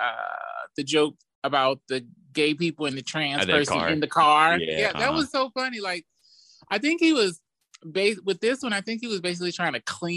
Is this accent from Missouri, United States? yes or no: yes; St. Louis, Missouri, United States; I'm originally from St. Louis